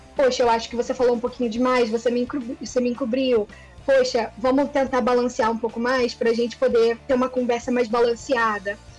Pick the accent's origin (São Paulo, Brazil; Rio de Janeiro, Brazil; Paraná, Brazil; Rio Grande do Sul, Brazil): Rio de Janeiro, Brazil; Eu sou do Rio